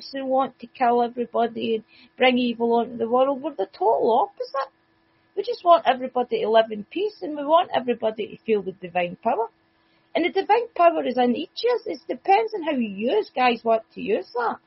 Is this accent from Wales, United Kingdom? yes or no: no; Scotland, United Kingdom; accent: Scottish; my Scottish accent